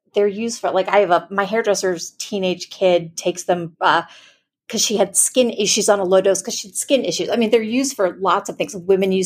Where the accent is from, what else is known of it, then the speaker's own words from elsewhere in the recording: Florida, United States; I grew up in South Florida, I was going to college.